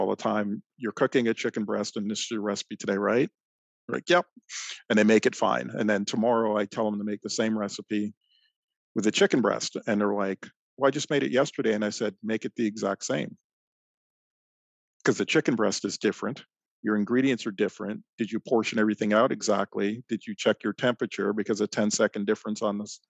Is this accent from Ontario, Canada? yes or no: yes; Toronto, Ontario, Canada; now in Michigan, United States; I grew up in Toronto, Canada, just outside of Toronto